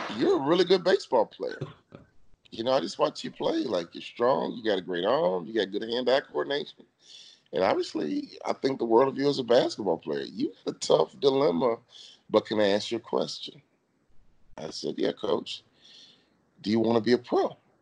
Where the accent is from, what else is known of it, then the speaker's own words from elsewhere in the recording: Chicago, Illinois, United States; when you grow up in Chicago